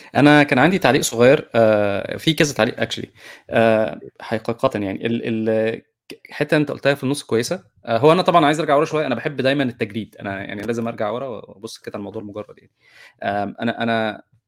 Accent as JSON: {"language": "Arabic", "country": "Egypt", "said": "احنا كمصريين"}